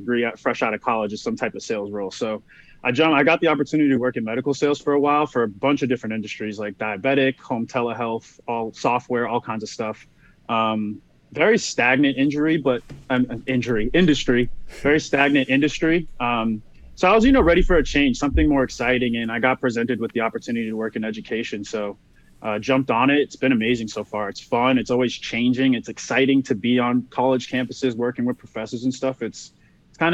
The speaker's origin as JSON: {"language": "English", "town": "Boston", "region": "Massachusetts", "country": "United States", "moved": "yes", "said": "I'm from Boston originally"}